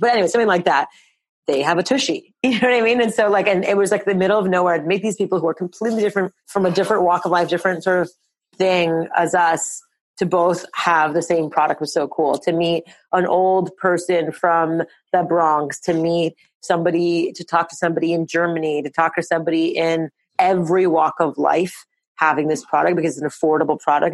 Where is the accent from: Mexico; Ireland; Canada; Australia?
Canada; Montreal, Quebec; we were born and raised in Montreal, Canada